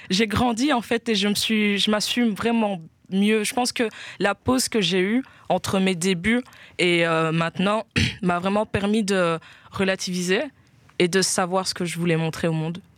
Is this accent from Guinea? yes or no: yes; Guinea; euh, alors, on est guinéenne